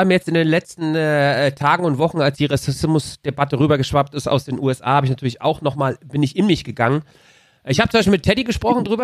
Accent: Mannheim, Baden-Württemberg, Germany; Ich konnte immer gut ich Deutsch. Bin Mannheimer.

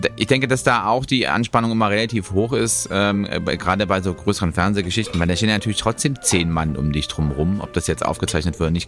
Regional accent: Germany; als Deutscher

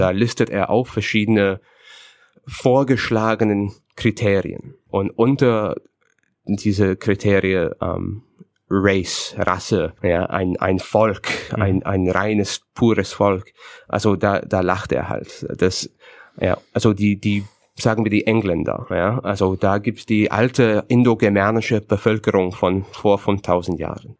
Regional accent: Canada; German is a second language; moved away as an adult; now in Berlin, Germany; ich bin Kanadier, ich bin geborener Kanadier, ich bin dort aufgewachsen, ich bin kultureller Kanadier

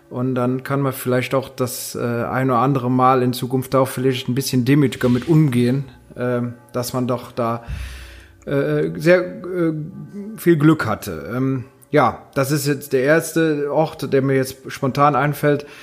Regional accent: North Rhine-Westphalia, Germany; hat man als Rheinländer immer mal so äh, den Gedanken, oh, ich will mal nach Köln.

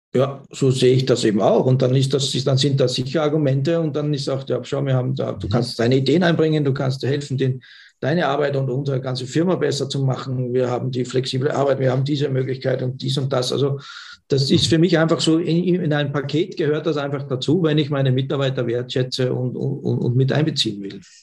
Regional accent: Austria; bei uns in Österreich

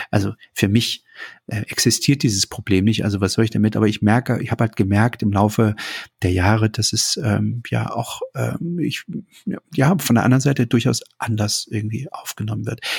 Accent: East Germany, Germany; Also ich bin in der DDR aufgewachsen. Natürlich gab es bei uns auch Menschen aus anderen Ländern.

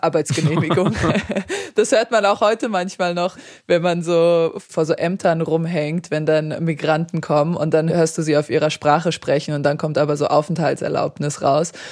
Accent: Darmstadt, Hesse, Germany; German is a second language; also born or lived in Serbia; Also Deutschland war schon immer meine Heimat.

